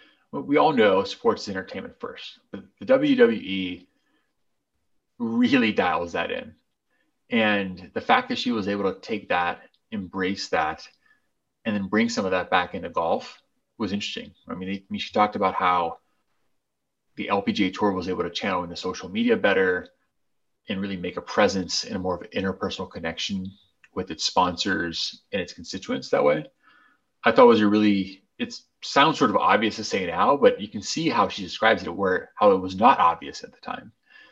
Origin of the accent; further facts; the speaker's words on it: Brazil; I had seen him growing up in Brazil a little bit.